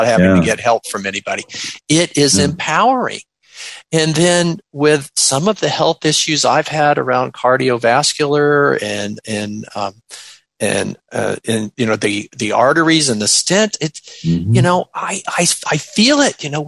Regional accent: Clearwater, Florida, United States; also born or lived in Orlando, Florida; my hometown, Clearwater, Florida

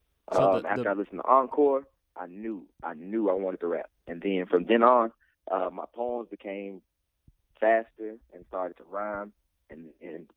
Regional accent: Memphis, Tennessee, United States; moved away as an adult; now in Cookeville, United States; I am from Memphis, Tennessee

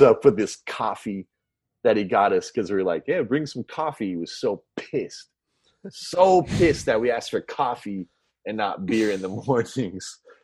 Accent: Orange County, Southern California, United States; moved away as an adult; now in Los Angeles, United States; growing up in Orange County, uh, Southern

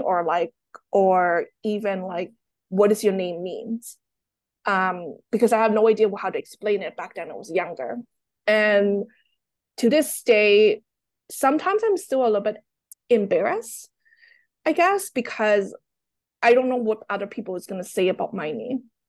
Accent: Toronto, Ontario, Canada; English is a second language; also born or lived in Hong Kong; My family and I, we moved from Hong Kong to Toronto in the nineties

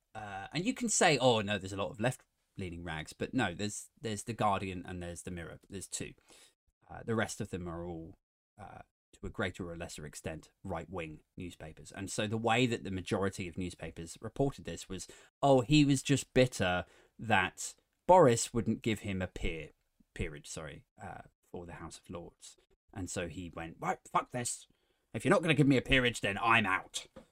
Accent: England, United Kingdom; I feel very proud to be British, more so than being English

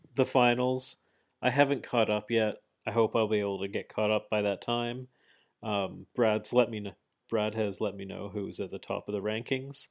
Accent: Canada; I'm Canadian

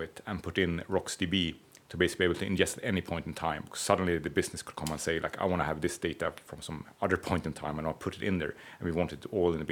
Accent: Stockholm, Stockholm County, Sweden; I'm from Stockholm, not from Gamlestan.

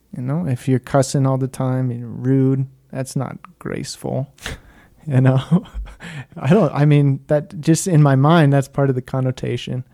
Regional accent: United States; I'm American

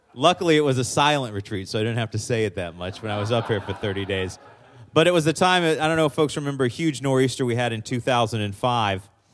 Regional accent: Maryland, United States; I come from Maryland

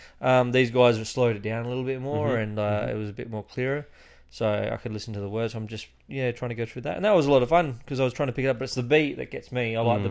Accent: Milwaukee, Wisconsin, United States; It's really weird. I'm from Milwaukee.

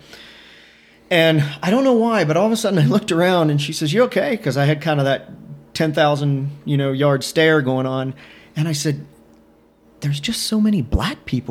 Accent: Northeast Ohio, United States; moved away as an adult; also born or lived in Alabama; now in Ohio, United States; I grew up in Northeast Ohio, farmland

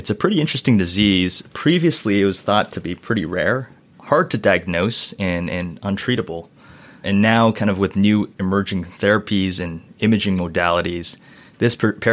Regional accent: Toronto, Ontario, Canada; also born or lived in Philadelphia, United States / New York, United States; now in Nashville, United States; I was born in Toronto, Canada, and I went to undergrad

